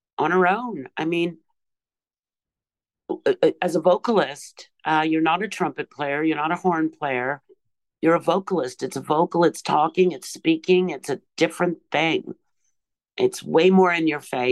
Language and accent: English; Canada; The Vietnam War was still going on when I was born in Canada.